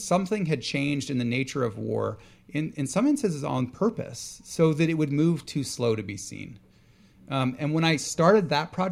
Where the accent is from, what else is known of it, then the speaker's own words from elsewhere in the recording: Houston, Texas, United States; moved away; also born or lived in Baltimore; I grew up in Houston, Texas on the bayou.